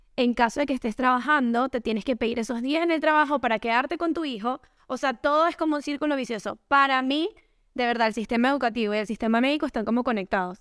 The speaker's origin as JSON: {"language": "Spanish", "town": "Caracas", "region": "Capital District", "country": "Venezuela", "moved": "yes", "lives_now": "Miami, United States", "said": "Yo soy caraqueña"}